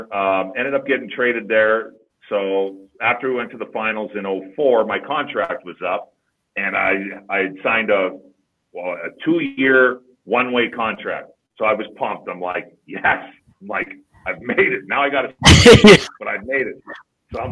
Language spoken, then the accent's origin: English; just outside of Edmonton, Alberta, Canada; now in Calgary, Canada; at the high school that I grew up just outside of Edmonton, which is 3 hours north of here